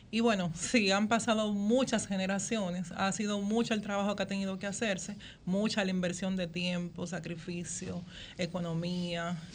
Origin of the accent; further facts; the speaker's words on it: Santo Domingo, Distrito Nacional, Dominican Republic; Villa, soy de, villana, como dicen popularmente.